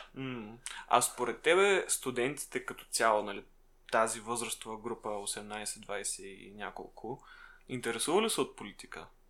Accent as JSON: {"language": "Bulgarian", "town": "Shumen", "region": "Shumen Province", "country": "Bulgaria", "said": "в Шумен, откъдето съм аз"}